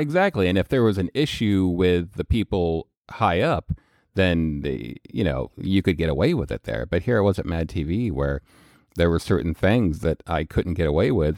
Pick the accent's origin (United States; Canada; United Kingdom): United States; Colorado; also born or lived in Missouri; I grew up in Colorado